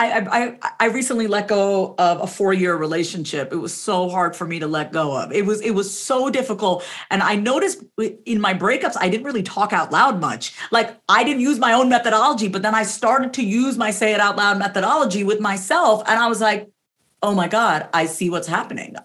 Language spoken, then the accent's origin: English; New York, United States; I'm first generation, so I was born and raised in New York